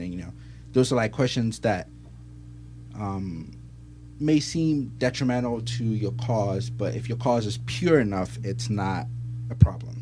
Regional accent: Ghana; now in United States; I'm from Ghana

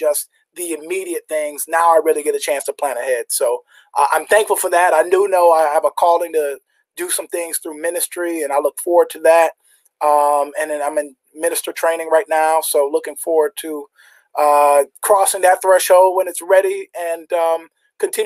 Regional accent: Jamaica; I'm Jamaican

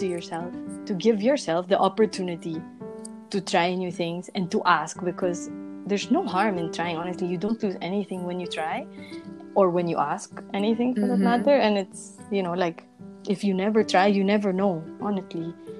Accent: Segovia, Castile and León, Spain; English is a second language; now in Madrid, Spain; And so I came from Segovia, and Segovia is a really small city, and I came to Madrid, and Madrid is the capital.

